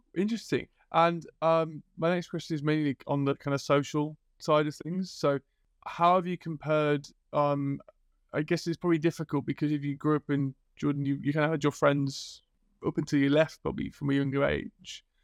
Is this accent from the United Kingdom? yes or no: yes; Liverpool, North West England, United Kingdom; I grew up in Liverpool